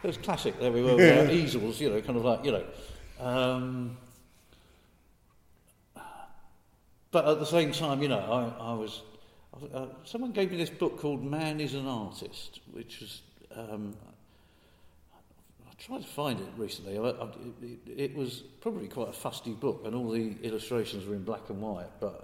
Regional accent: Chigwell, East of England, United Kingdom; I come from Chigwell, and so it's kind of both a real place, a suburban place, and the start of the countryside

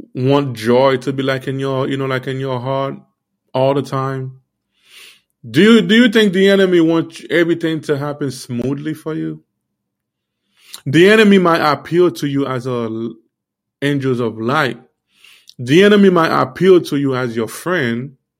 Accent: Miami, Florida, United States; also born or lived in Haiti; I grew up in Miami.

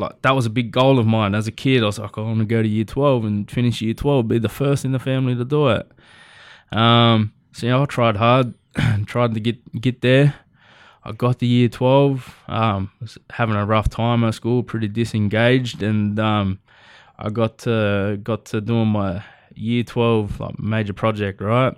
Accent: Nowra, New South Wales, Australia; I was born and raised in Nowra, uh, you know, little, little coastal town outside of Sydney

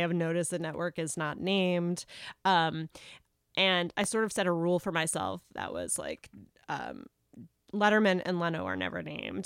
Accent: South Carolina, United States; moved away; I grew up in South Carolina

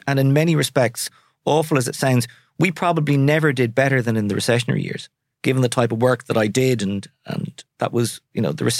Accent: Sligo, Connacht, Ireland; I'm from Sligo. I'll always say, I mean, I'm hugely proud Sligo man. It'll always be home, but I'll never necessarily live there.

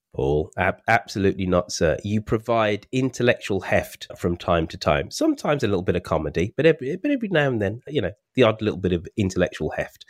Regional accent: Birmingham, West Midlands, United Kingdom; my home city, my hometown of Birmingham

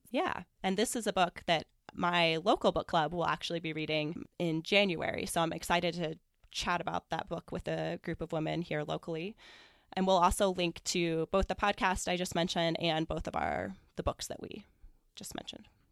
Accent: Columbia, Missouri, United States; moved away as an adult; I grew up in Columbia, Missouri

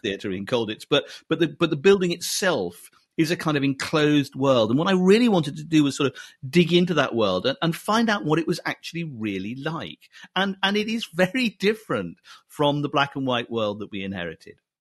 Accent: Scotland, United Kingdom; I was brought up in Scotland

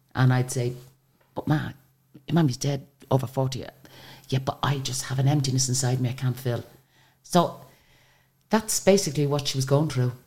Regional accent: Ireland; we're from Ireland.

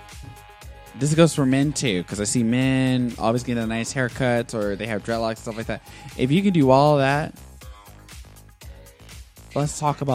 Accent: New York, United States; moved away; I'm from New York

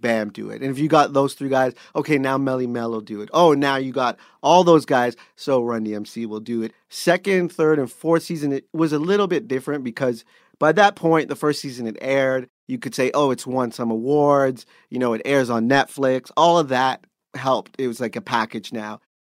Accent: Canada; being Canadian

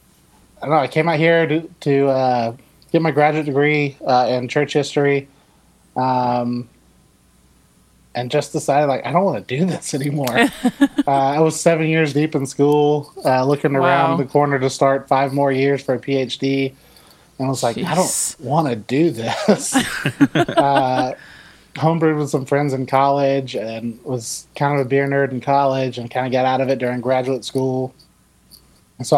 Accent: Savannah, Georgia, United States; moved away as an adult; now in Texas, United States; I grew up in Savannah, Georgia.

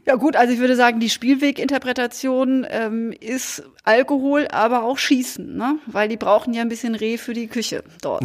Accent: Münstertal, Baden-Württemberg, Germany; now in Cologne, Germany; Münstertal gefahren. Da, wo, wo ich herkomme, wo meine Geschwister sind, wo, wo meine Wurzeln liegen

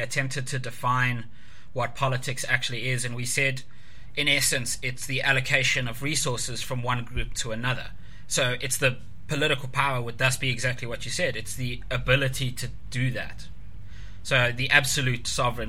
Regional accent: South Africa; being South African

